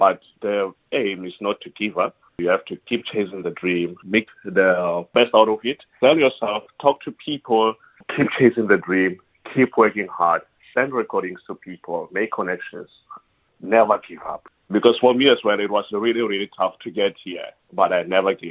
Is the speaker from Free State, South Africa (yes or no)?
yes; Kroonstad, Free State, South Africa; moved away as an adult; also born or lived in Potchefstroom, South Africa; now in United Kingdom; I'm from Free State in Kroonstad.